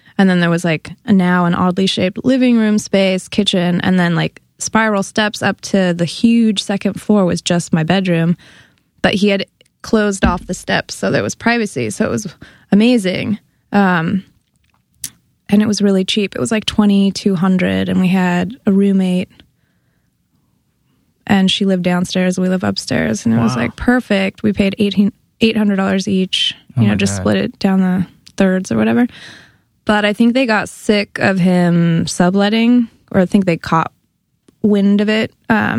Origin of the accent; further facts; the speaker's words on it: Berkeley, California, United States; now in New York, United States; Yeah, I'm from the Bay Area. I'm from a suburb near Berkeley, California.